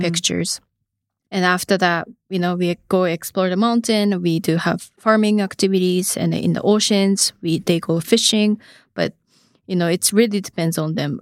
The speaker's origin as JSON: {"language": "English", "town": "Higashimatsushima", "region": "Miyagi", "country": "Japan", "tie": "born or raised there", "also_born_or_lived": "Hawaii", "moved": "as an adult", "said": "I was born to a rice farmer family in Higashi Matsushima. You know, growing up, of course, rice fields, oceans, and also mountain and forest always surrounded me"}